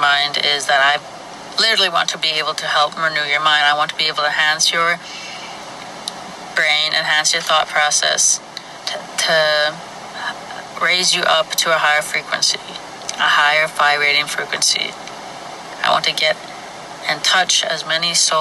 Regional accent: Flin Flon, Manitoba, Canada; I was born and raised in Flin Flon, Manitoba, Canada

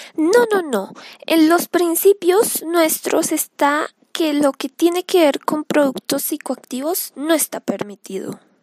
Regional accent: Caquetá, Colombia; Yo soy del Caquetá

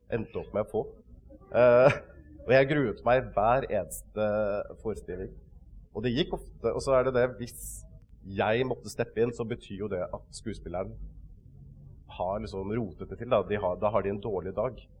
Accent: Kragerø, Telemark, Norway; vokste opp, ikke så langt unna her, i uh, Kragerø. Uh, Sannidal var det jeg vokste opp, sånn ute på bygda, rett ved siden av den.

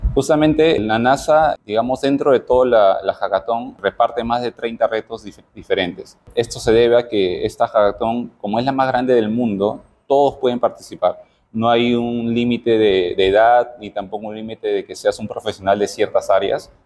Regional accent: Peru

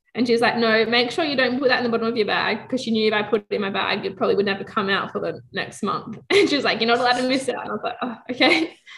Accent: Australia; as an Australian

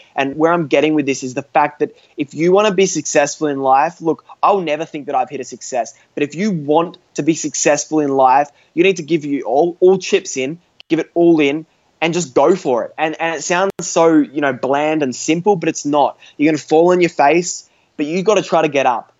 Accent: Australia; I'm an Australian teenager, uh, 17 years old, still in high school.

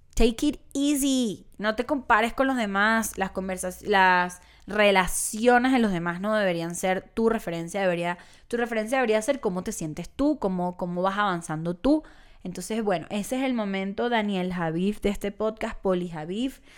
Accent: Caracas, Capital District, Venezuela; moved away; Caracas, mi ciudad natal

